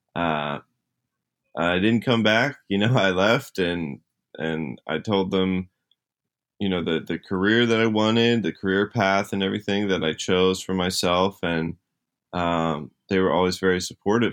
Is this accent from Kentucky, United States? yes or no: no; New Jersey, United States; I was in New Jersey. That's where I grew up